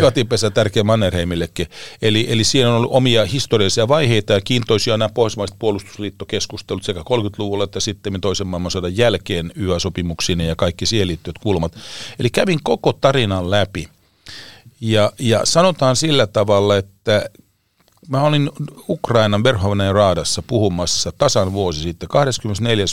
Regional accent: Finland; mä olen Suomesta

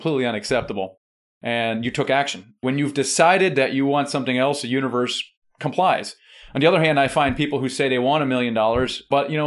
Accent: Germany; I'm German.

